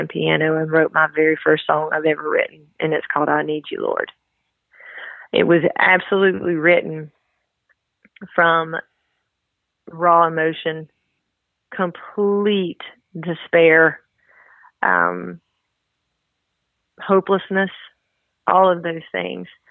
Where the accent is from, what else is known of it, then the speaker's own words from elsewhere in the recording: the South, United States; accent: southern; as you can tell from my southern accent, I have a little country in me as well.